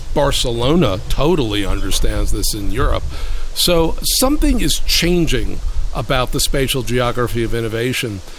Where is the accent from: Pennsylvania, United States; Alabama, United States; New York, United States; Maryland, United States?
New York, United States; New York City; I grew up in Brooklyn during a different kind of period